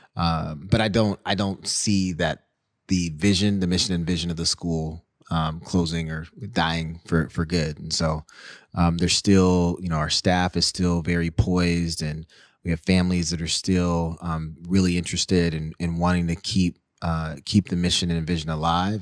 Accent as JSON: {"language": "English", "town": "Seattle", "region": "Washington", "country": "United States", "tie": "born or raised there", "said": "growing up in the Central District, being bussed out to the North End"}